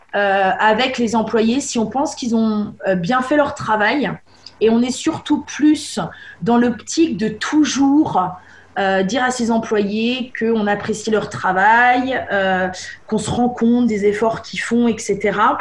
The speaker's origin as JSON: {"language": "French", "country": "France", "moved": "as an adult", "lives_now": "England, United Kingdom", "said": "en tant que français"}